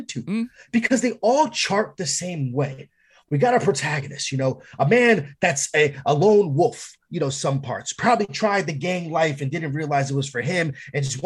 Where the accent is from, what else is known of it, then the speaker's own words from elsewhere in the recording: New York, United States; I'm from New York